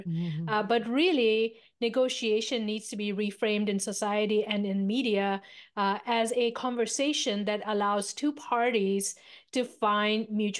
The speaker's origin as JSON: {"language": "English", "country": "India", "moved": "yes", "said": "So I am a immigrant from India, a small remote village in the foothills of the Himalayas."}